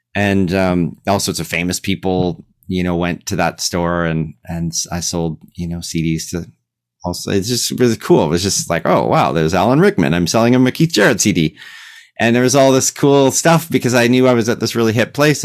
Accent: Regina, Saskatchewan, Canada; I'm from Regina.

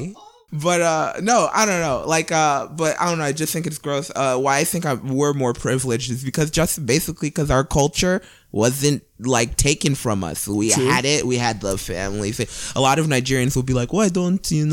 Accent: Cleveland, Ohio, United States; I grew up on the east side of Cleveland

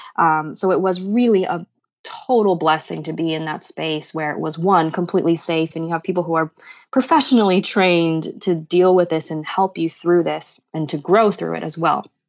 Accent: Boston, Massachusetts, United States; growing up in Boston, we have really terrible winters here

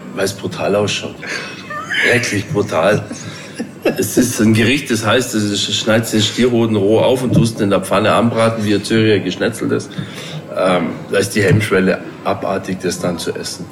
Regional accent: Chiemgau, Bavaria, Germany; ich bin auf dem Bauernhof groß geworden. Mhm. Am Wochenende bei meinen Großeltern, wir hatten einen Bauernhof im Chiemgau

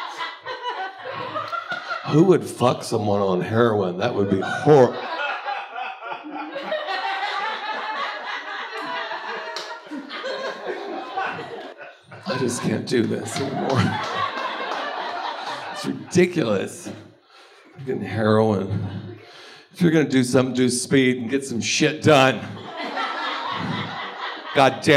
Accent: Texas, United States; now in Los Angeles, United States; I grew up in Texas. That's horrible. I got away from it

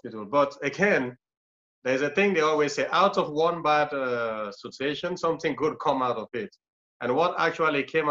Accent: Freetown, Western Area, Sierra Leone; moved away; I was born in a place called Tembe Town, which Tembe Town is one of the worst slum in the capital city, is in Freetown.

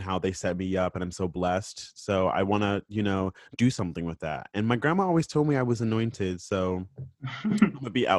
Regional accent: Florida, United States; I'm from Florida

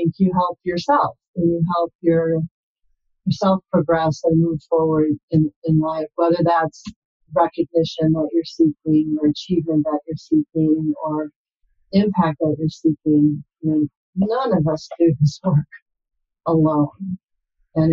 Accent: Milwaukee, Wisconsin, United States; now in San Jose, United States; I grew up in Wisconsin in the Milwaukee area

